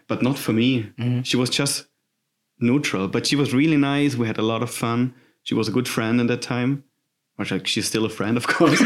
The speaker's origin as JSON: {"language": "English", "region": "Southern Germany", "country": "Germany", "second_language": "English", "moved": "as an adult", "lives_now": "Hamburg, Germany", "said": "I'm from Germany. I'm coming from this beautiful southern part of Germany with a weird language"}